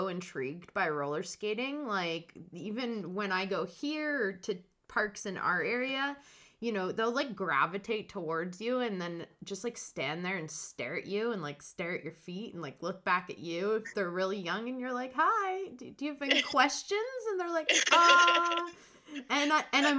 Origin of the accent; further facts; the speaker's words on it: Hamilton, Ontario, Canada; moved away as an adult; also born or lived in western Canada; I'm from Stony Creek, so that's just outside of Hamilton.